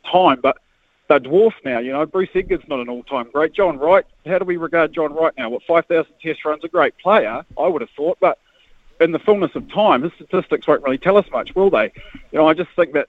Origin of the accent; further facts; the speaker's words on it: Wellington, New Zealand; growing up in Wellington